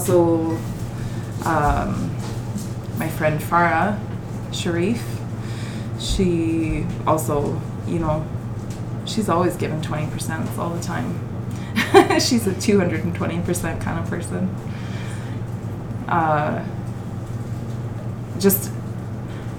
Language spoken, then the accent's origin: English; Bonnyville, Alberta, Canada; I say Penwayé because I'm from Bronnyville.